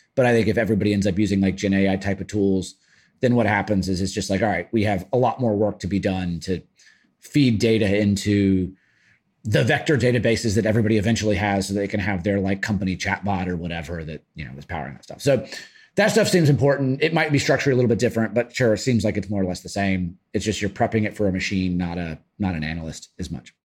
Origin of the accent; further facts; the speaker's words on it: the South, United States; now in Brooklyn, United States; I am from the South.